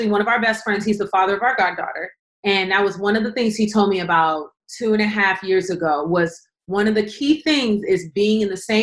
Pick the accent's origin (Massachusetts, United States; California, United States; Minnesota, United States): California, United States; Los Angeles; I'm from South Central